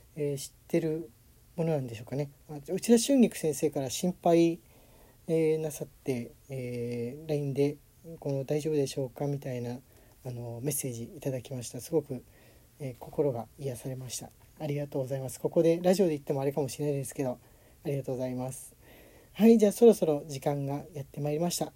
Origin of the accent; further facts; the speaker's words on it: Tokyo, Japan; 東京でもね、やっぱり、あの、自分の実家の近くも大きな公園あった